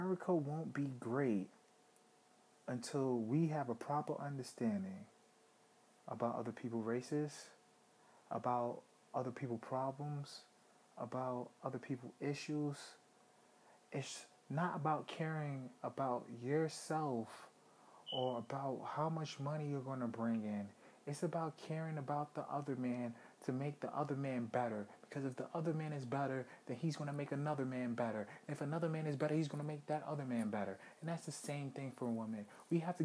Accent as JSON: {"language": "English", "town": "New York City", "region": "New York", "country": "United States", "tie": "born or raised there", "also_born_or_lived": "Brooklyn", "said": "I grew up in Harlem."}